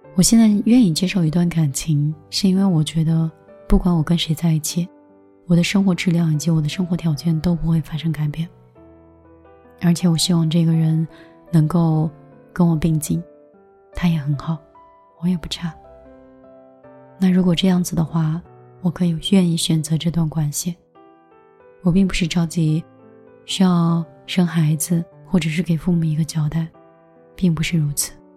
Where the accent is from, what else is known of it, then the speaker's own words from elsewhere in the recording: China; 我们中国人过于传统